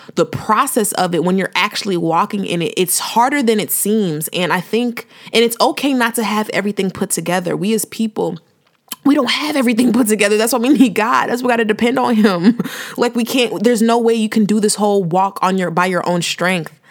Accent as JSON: {"language": "English", "town": "Chicago", "region": "Illinois", "country": "United States", "also_born_or_lived": "Houston", "moved": "as an adult", "said": "I'm from the Chi, south suburbs of the Chi"}